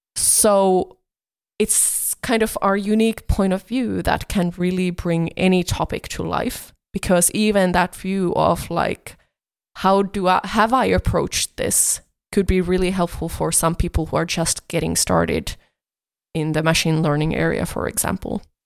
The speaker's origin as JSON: {"language": "English", "country": "Finland", "said": "I come from Finland"}